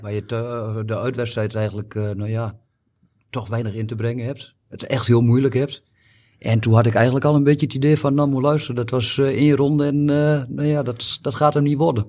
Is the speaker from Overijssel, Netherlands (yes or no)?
yes; Almelo, Overijssel, Netherlands; ik ben 50 jaar, geboren en getogen in Almelo.